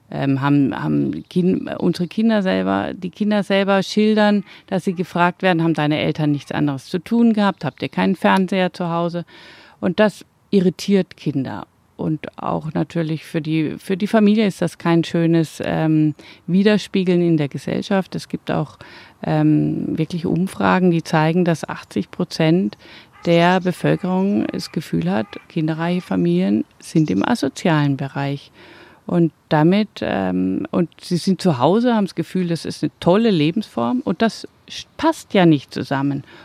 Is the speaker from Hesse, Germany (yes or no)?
no; Mönchengladbach, North Rhine-Westphalia, Germany; gerade in Mönchengladbach ist ja die Stadt, wo ich herkomme.